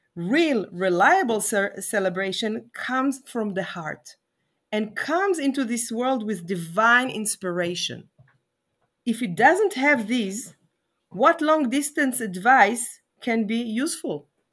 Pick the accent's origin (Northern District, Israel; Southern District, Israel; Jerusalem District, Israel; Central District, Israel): Jerusalem District, Israel; Jerusalem; I'm talking to you now from Jerusalem. Um, she's my hometown